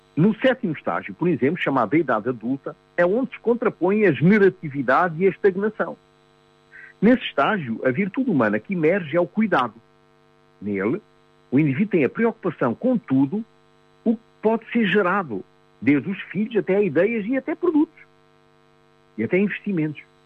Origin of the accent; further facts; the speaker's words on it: Mozambique; eu nasci, em 1949, em Moçambique